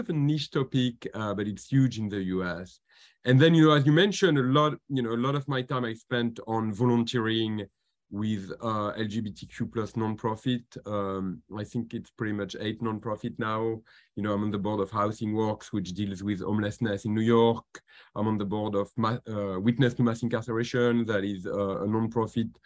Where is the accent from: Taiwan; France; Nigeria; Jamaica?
France; accent: French; English is a second language; moved away as an adult; also born or lived in Washington, United States; now in United States; I'm a Frenchman. You might have noticed it from my very slight accent. And I came to the United States when I was 22